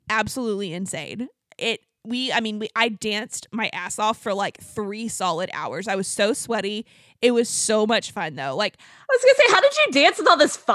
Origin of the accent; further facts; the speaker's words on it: Abilene, Texas, United States; Yeah, we're from, I'm from Abilene, Texas.